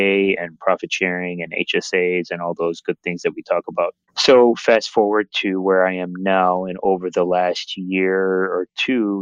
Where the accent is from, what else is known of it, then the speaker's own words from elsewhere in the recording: Chicago, Illinois, United States; born and raised in Chicago